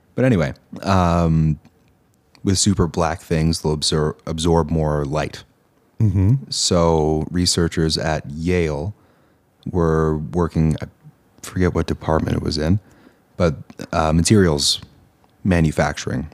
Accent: Eastern Canada, Canada; moved away; also born or lived in Ontario; I hail from Eastern Canada

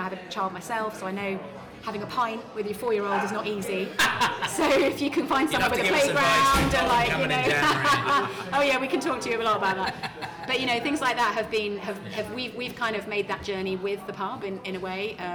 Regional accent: Surrey, South East England, United Kingdom; also born or lived in London / St Albans; now in Letchworth, United Kingdom; I'm from Surrey originally

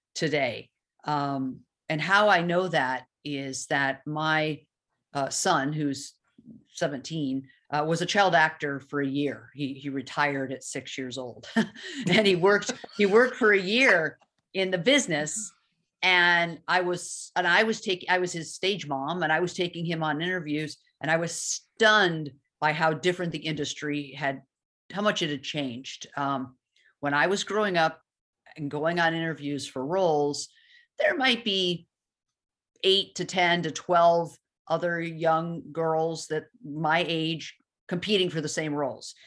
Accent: Los Angeles, California, United States; also born or lived in Chicago / Livonia, Michigan / Ann Arbor, Michigan; I moved to Los Angeles and I grew up in Los Angeles

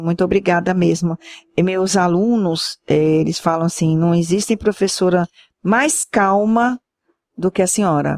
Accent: Santos, São Paulo, Brazil; now in Sergipe, Brazil; Eu sou santista, amo minha terra, tenho as minhas histórias lá, minhas recordações, mas também amo o lugar que eu vivo

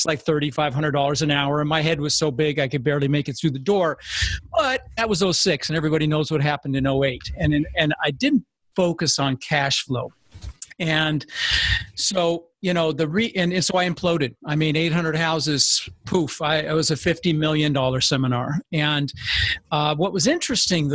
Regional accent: Denver, Colorado, United States; also born or lived in Netherlands; I immigrated when I was 6 from Holland, ended up in Denver

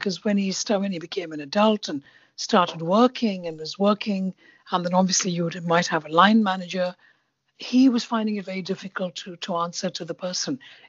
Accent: India; because as you know, I'm Indian.

